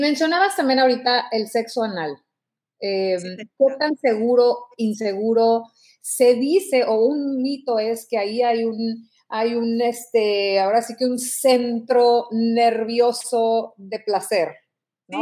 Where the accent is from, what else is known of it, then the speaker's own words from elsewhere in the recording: Mexico; yo te hablo como mexicana